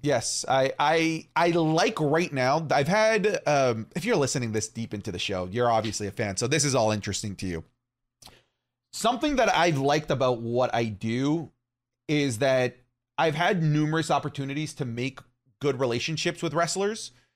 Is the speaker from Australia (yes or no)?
no; St. Thomas, Ontario, Canada; in my hometown of St. Thomas, Ontario